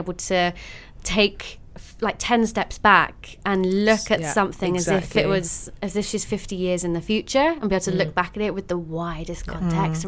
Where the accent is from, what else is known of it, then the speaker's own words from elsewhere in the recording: Isle of Wight, South East England, United Kingdom; moved away as an adult; also born or lived in Surrey; I grew up in the Isle of Wight, which isn't exactly Amsterdam.